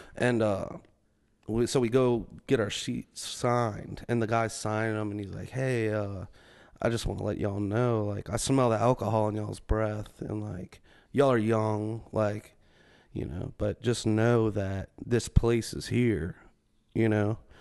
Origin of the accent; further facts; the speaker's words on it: Metairie, Louisiana, United States; I grew up in Metairie. It's like a suburb of New Orleans.